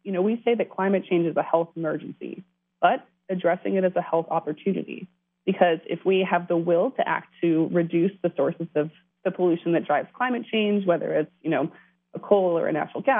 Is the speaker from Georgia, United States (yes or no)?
no; California, United States; now in Washington, D.C., United States; I'm originally from California. I've watched things dramatically change since I left home.